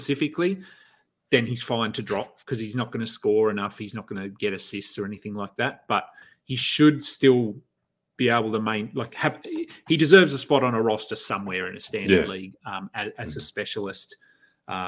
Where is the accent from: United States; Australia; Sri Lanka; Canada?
Australia; being an Aussie